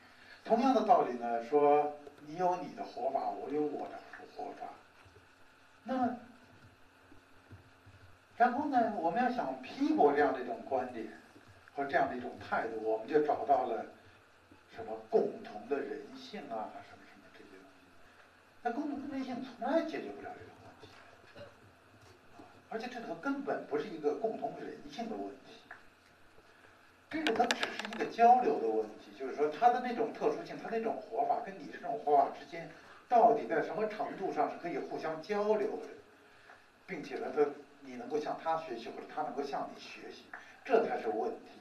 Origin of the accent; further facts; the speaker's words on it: China; 我们中国人有中国人权观